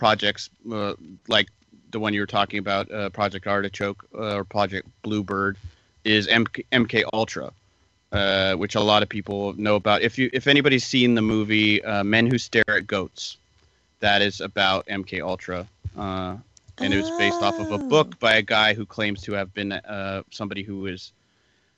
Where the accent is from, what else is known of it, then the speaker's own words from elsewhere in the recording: Oregon, United States; I'm from Oregon